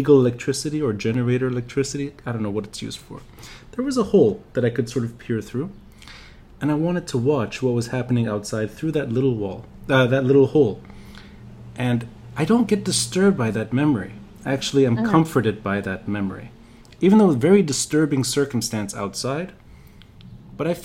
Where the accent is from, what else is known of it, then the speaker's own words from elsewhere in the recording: Beirut, Beirut Governorate, Lebanon; now in New York, United States; my memory of growing up in Beirut